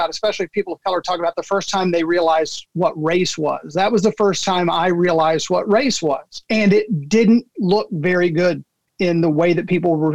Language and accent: English; Arkansas, United States; any young man growing up in Arkansas